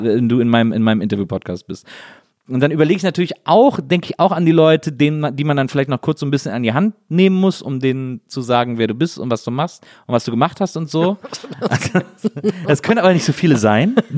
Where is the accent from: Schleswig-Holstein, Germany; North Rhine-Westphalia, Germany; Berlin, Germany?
North Rhine-Westphalia, Germany; near Brühl; Ich bin ja im Phantasialand aufgewachsen, das war ja irgendwie äh, paar Kilometer nur von meiner von meiner Heimat entfernt